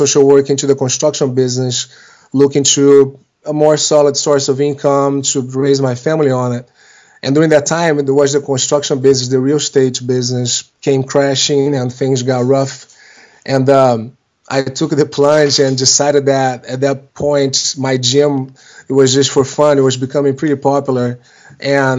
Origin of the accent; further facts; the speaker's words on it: Rio de Janeiro, Brazil; moved away as an adult; now in United States; I was born in Rio de Janeiro in Brazil in 1976. And when I turned 21, I was at the time going to college down there for business. Did a lot of sports growing up down there.